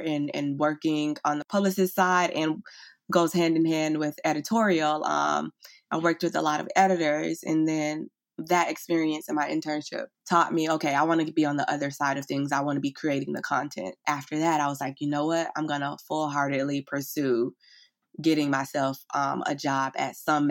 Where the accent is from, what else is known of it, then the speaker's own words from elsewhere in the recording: Fort Lauderdale, Florida, United States; accent: Southern; moved away as an adult; now in Brooklyn, United States; I'm originally from Fort Lauderdale, Florida. I was born and raised in Florida. You probably can hear a little bit of my Southern accent